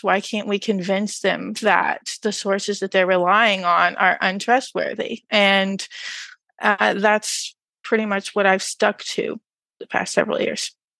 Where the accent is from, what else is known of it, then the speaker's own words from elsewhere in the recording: rural Texas, United States; moved away; rural Texas, no less